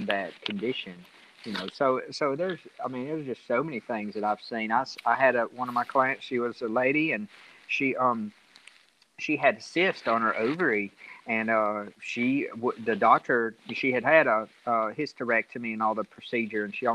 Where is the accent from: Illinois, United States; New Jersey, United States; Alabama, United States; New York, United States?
Alabama, United States; Central; I'm from Central Alabama